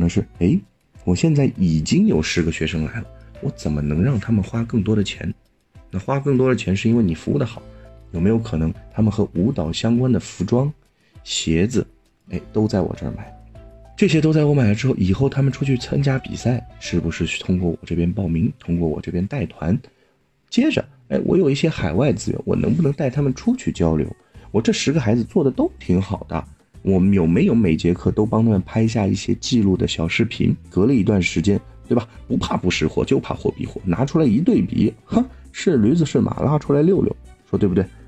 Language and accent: Chinese; China; 我们中国人的常识都说的是闷声发大财